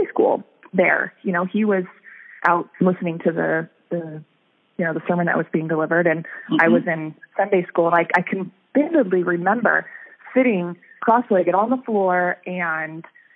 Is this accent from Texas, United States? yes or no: no; Reno, Nevada, United States; moved away as an adult; also born or lived in Sacramento, California; now in Pacific Northwest, United States; I was born in California, in Sacramento, but we lived there until I was only about 9 or so, and then we moved to Reno, Nevada, and that's basically where I grew up